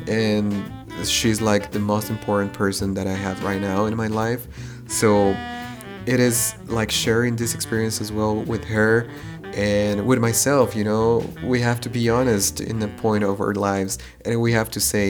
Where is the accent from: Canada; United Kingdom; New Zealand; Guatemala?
Guatemala; Quetzaltenango; moved away as an adult; now in Germany; I come from Guatemala, specifically from Xela.